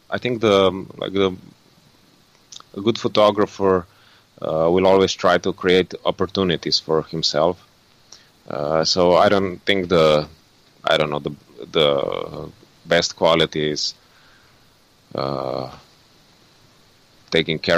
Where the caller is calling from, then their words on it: Ljubljana, Slovenia; English is a second language; I'm currently in uh, Ljubljana, in Slovenia.